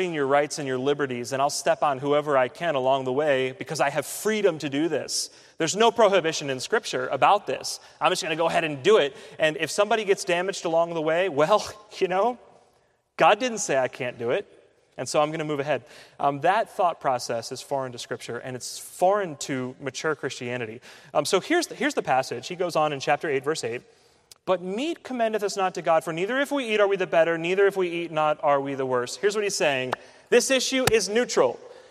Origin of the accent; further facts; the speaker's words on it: United States; growing up in the United States